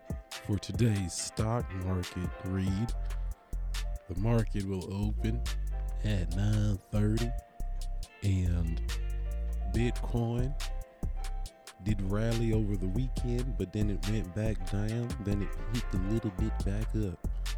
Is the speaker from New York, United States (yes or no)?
yes; New York, United States; born there; Maybe I was born in New York by accident, and I was supposed to be from Tennessee.